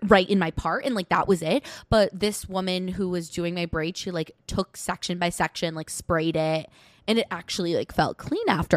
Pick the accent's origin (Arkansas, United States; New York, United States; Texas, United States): New York, United States; Westchester